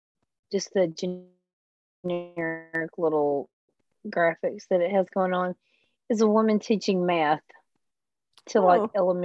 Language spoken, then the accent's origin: English; Texas, United States; as a Texan